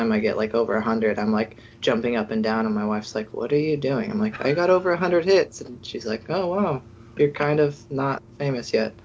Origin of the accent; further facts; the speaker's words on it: Bay Area, California, United States; now in Oregon, United States; I kind of grew up watching the 49ers because I'm from the Bay Area